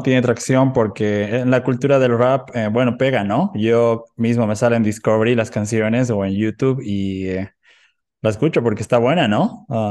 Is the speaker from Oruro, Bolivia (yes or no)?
yes; Oruro, Bolivia; now in Cochabamba, Bolivia; soy de Oruro, soy de Oruro